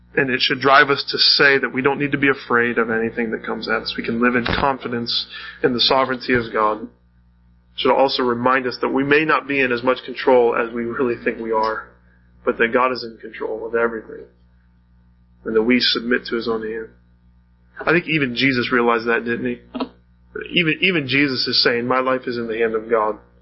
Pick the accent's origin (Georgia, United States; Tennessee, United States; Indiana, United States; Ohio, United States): Ohio, United States; North Canton; I was born and raised in North Canton, Ohio